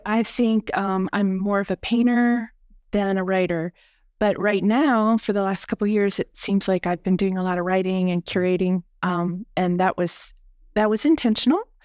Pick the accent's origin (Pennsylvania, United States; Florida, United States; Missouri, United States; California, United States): Pennsylvania, United States; near Gettysburg; moved away as an adult; also born or lived in upstate New York / San Francisco; now in Lehigh Valley, United States; I grew up near Gettysburg, so, um, I am from Pennsylvania